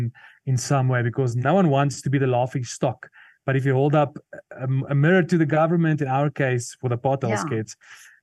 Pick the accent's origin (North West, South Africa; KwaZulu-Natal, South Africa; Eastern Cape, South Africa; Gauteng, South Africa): North West, South Africa; Potchefstroom; first language Afrikaans; English is a second language; since I was a small boy growing up in a small town called Potchefstroom